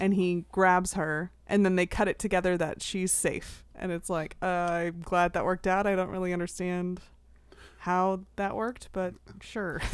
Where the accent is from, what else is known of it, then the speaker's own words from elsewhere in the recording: United States; as an American